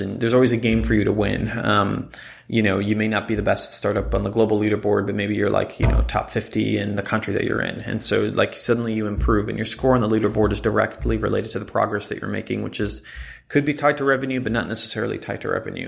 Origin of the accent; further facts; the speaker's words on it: Jerusalem, Jerusalem District, Israel; moved away as an adult; I grew up in Israel